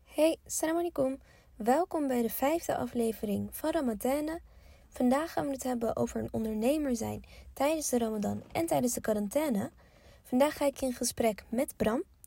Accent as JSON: {"language": "Dutch", "town": "Leiden", "region": "South Holland", "country": "Netherlands", "said": "ik kom bijvoorbeeld uit Leiden"}